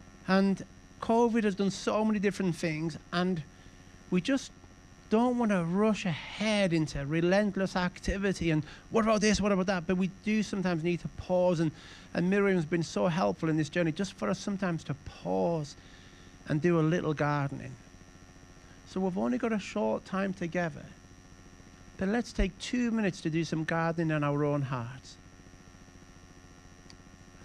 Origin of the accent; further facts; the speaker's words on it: Carlisle, North West England, United Kingdom; I was born in Carlisle, and ever since I was a little boy, I knew what I wanted to be. I just wanted to work in the family business